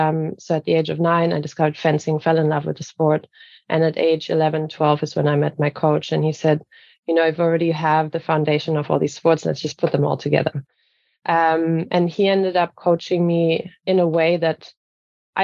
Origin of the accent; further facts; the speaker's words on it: Bayreuth, Bavaria, Germany; moved away as an adult; also born or lived in Cologne; my hometown in Bavaria called Bayreuth